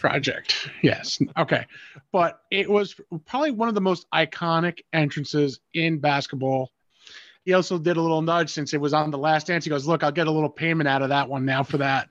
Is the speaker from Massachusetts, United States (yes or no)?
no; New York, United States; as a New Yorker